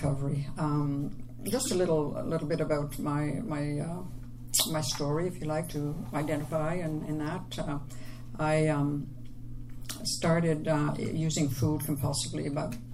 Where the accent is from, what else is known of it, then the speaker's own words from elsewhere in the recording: Quebec, Canada; accent: French; I'm from Quebec. I have the French accent.